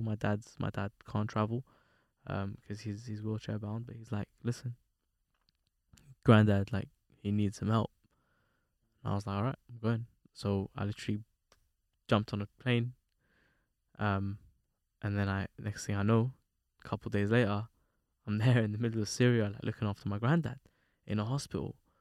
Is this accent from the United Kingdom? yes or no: yes; London, United Kingdom; me growing up in London